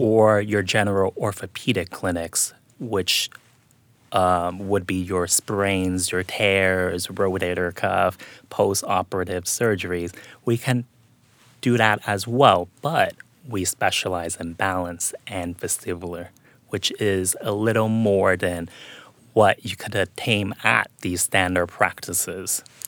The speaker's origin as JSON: {"language": "English", "town": "Seattle", "region": "Washington", "country": "United States", "tie": "born or raised there", "also_born_or_lived": "Philadelphia, Pennsylvania", "moved": "as an adult", "lives_now": "Fort Lee, United States", "said": "I'm originally from Seattle, Washington"}